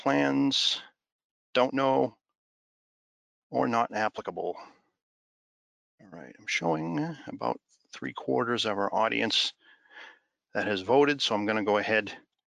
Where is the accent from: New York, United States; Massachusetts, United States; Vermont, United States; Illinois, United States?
Massachusetts, United States; Boston; accent: Boston